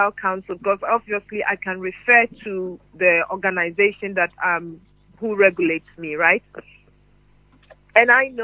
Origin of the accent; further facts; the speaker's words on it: Ghana; moved away as an adult; now in United Kingdom; growing up in Ghana